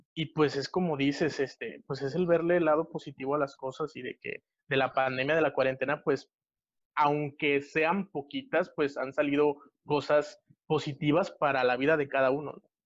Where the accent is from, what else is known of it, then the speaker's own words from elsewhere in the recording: Monterrey, Nuevo León, Mexico; yo soy de Monterrey, Nuevo León, México